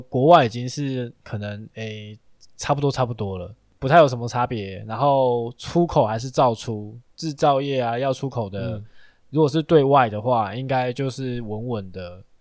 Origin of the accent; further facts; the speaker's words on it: Taiwan; 我们台湾